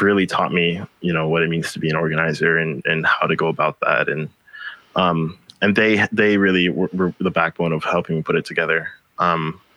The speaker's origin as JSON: {"language": "English", "country": "Philippines", "moved": "yes", "lives_now": "Hawaii, United States", "said": "I'm from the Philippines, and we get more storms than, you know, most places on Earth do in one year. I'd seen my community get flooded"}